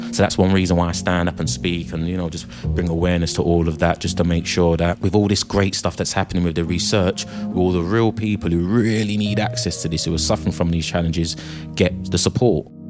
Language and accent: English; United Kingdom; 30,000 of us from the UK